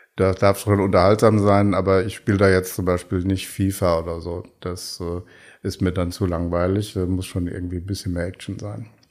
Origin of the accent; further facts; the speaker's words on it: Bad Ems, Rhineland-Palatinate, Germany; also born or lived in Koblenz; in Bad Ems, meiner Heimatstadt